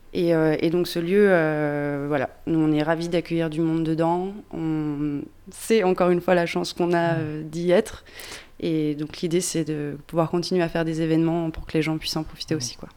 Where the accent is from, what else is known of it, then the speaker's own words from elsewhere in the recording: Pilat, Auvergne-Rhône-Alpes, France; je suis originaire du Pila